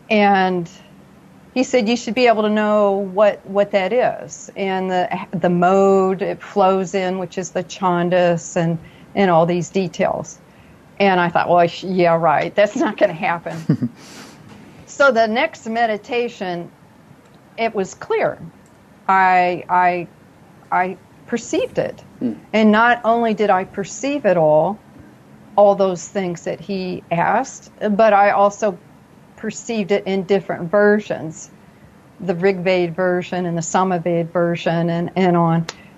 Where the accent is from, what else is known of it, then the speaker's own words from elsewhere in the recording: Paducah, Kentucky, United States; born there; accent: southern; I have a residual little bit of a southern accent. I was born in Paducah, Kentucky, between two cities called Monkey's Eyebrow and Possum Trot. So there's a little bit of a twang there.